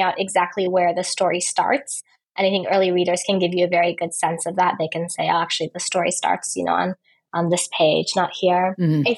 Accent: United States; moved away as an adult; also born or lived in Turkey; now in Istanbul, Turkey; I was born in the United States. And then when I was, I think, 26, I started living abroad

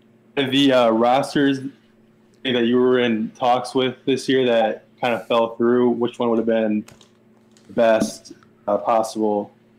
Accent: Indiana, United States; now in Texas, United States; I'm from Indiana, but I live in Texas now.

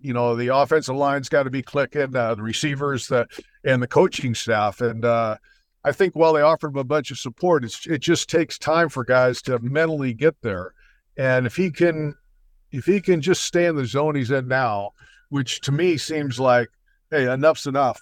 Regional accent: New York, United States; I was born in New York

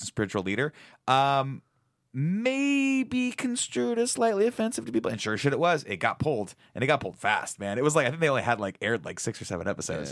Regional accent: Riverside, California, United States; I grew up in Riverside, California, which is a very small town in Southern

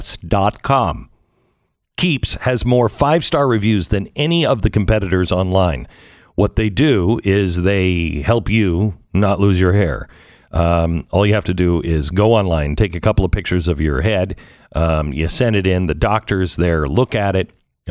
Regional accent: Pacific Northwest, United States; When I was a kid growing up in the Pacific Northwest, I remember these absolute freaks that wanted to be part of Cascadia.

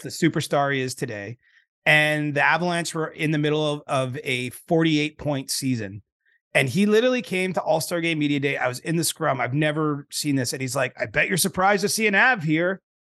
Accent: Canada; I'm Canadian

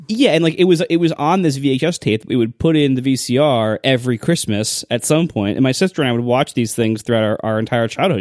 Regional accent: Ohio, United States; I'm from Ohio

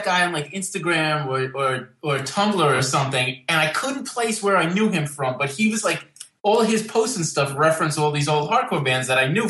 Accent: New York, United States; accent: New York; Yeah. I mean, my family's like the typical kind of like, Italian immigrant kind of story, you know, came over here in the early 1900s and then kind of spread out from the Lower East Side into Brooklyn and Queens and Long Island

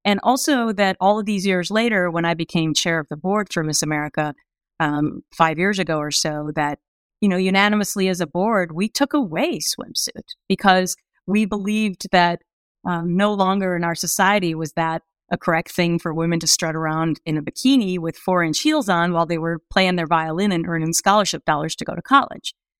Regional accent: Anoka, Minnesota, United States; moved away; I grew up in this small town called Anoka, which, it's only fourteen miles north of Minneapolis

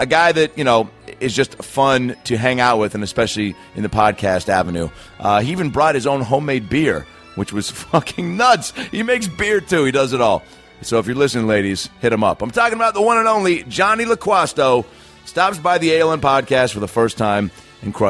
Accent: Seattle, Washington, United States; now in Los Angeles, United States; Seattle, my hometown

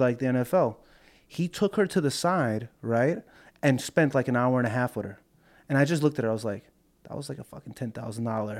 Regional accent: New York, United States; I'm from New York

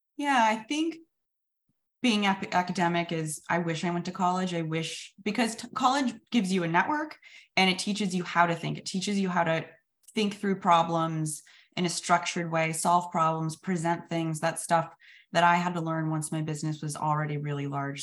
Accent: Sacramento, California, United States; I'm a dropout from Sacramento

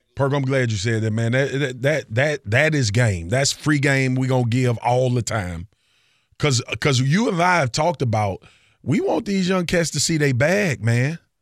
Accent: Louisiana, United States; I'm from Louisiana

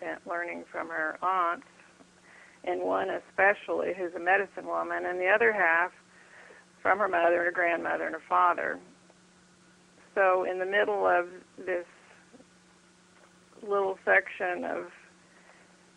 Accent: Texas, United States; being a Texan

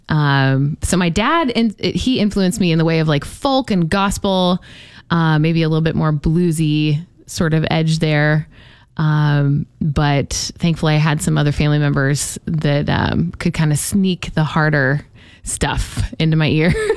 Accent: St. Charles, Missouri, United States; moved away as an adult; also born or lived in Jacksonville; I had some incredible music teachers growing up in St. Charles, Missouri

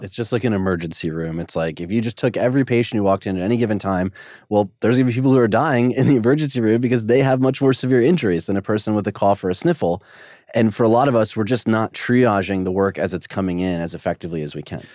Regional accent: United States; as an American

